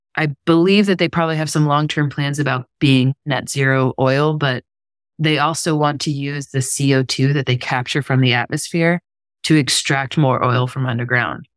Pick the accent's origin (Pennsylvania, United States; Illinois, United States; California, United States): Pennsylvania, United States; Pittsburgh; I'm from Pittsburgh, Pennsylvania. We used to get snow every year